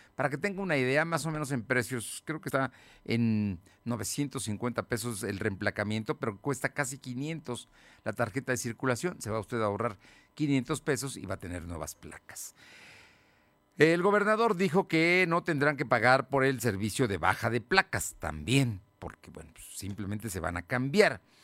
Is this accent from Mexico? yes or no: yes; Mexico; como somos los mexicanos